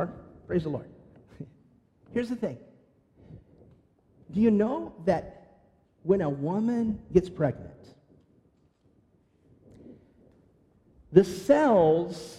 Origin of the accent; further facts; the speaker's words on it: California, United States; moved away; growing up in California